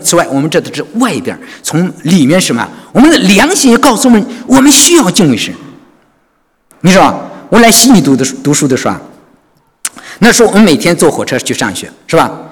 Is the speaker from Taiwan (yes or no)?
no; China; moved away as an adult; now in Sydney, Australia; 我觉得我们中国人迷信